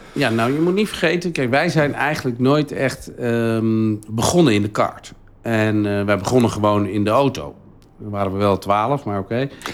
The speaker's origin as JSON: {"language": "Dutch", "town": "Huizen", "region": "North Holland", "country": "Netherlands", "tie": "born or raised there", "also_born_or_lived": "Naarden", "said": "Nou, ik ben geboren in Naarden en ik woonde altijd in Huizen."}